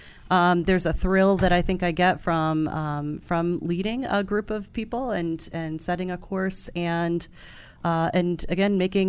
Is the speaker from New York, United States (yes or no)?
yes; Hudson Valley, New York, United States; also born or lived in Tokyo, Japan; I grew up in Hudson Valley, New York.